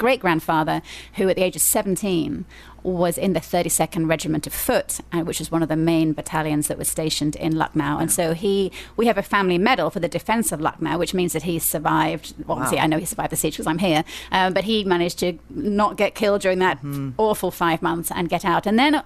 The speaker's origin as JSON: {"language": "English", "region": "England", "country": "United Kingdom", "moved": "yes", "lives_now": "Columbia, United States", "said": "as an English person"}